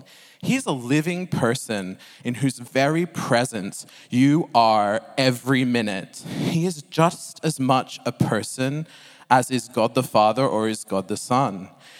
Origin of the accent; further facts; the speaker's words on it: Oxford, South East England, United Kingdom; I'm from Oxford, so I had to have some old English.